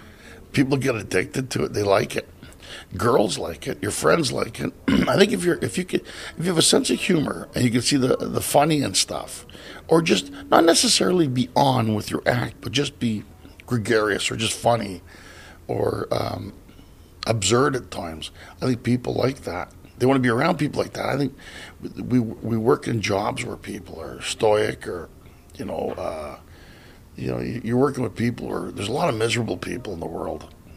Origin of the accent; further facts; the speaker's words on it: Canada; born there; I was born in Canada. I'm proud to say I'm Canadian.